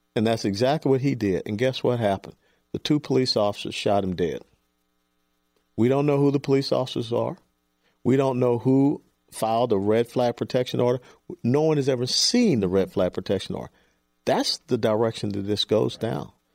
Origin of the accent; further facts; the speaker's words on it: Atlanta, Georgia, United States; moved away; also born or lived in Dallas; I grew up in Atlanta